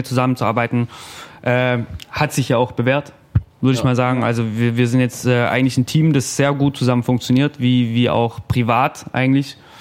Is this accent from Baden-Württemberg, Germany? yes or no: yes; Ravensburg, Baden-Württemberg, Germany; bei uns in Ravensburg